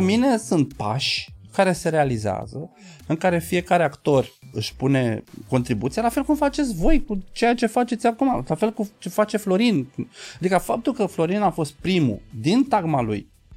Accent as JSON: {"language": "Romanian", "town": "Galați", "region": "Galați County", "country": "Romania", "said": "eu ești din Galați"}